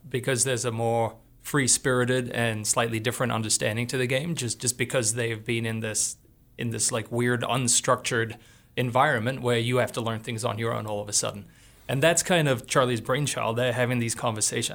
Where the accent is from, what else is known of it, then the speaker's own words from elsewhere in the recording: Australia; now in Missoula, United States; I grew up in Australia